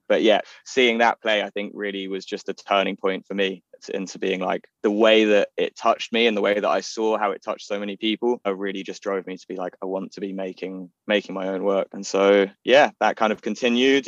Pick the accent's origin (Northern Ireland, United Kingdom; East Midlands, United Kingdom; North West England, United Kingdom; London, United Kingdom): London, United Kingdom; I grew up in Golders Green in North London